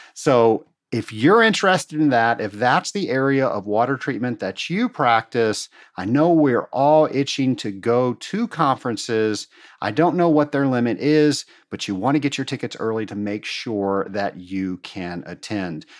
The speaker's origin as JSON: {"language": "English", "town": "Atlanta", "region": "Georgia", "country": "United States", "tie": "born or raised there", "said": "my hometown here in Atlanta"}